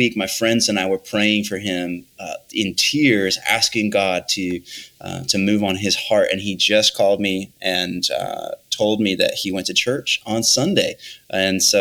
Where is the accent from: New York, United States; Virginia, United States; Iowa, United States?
Iowa, United States; I'm from Iowa.